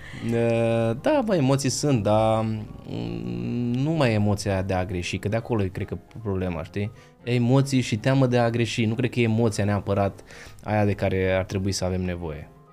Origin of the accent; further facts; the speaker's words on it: Transylvania, Romania; Eu sunt ardelean